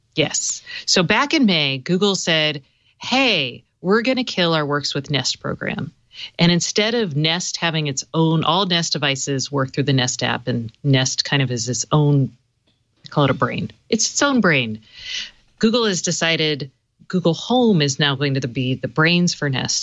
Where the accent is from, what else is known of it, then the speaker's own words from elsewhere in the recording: the South, United States; I'm from the South